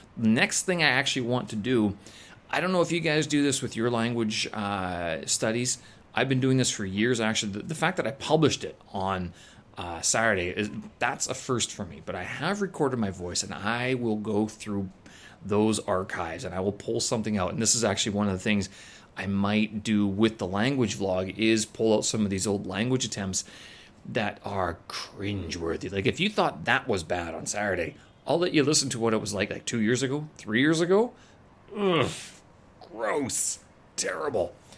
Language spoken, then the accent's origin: English; Winnipeg, Manitoba, Canada; moved away; my hometown, back in Winnipeg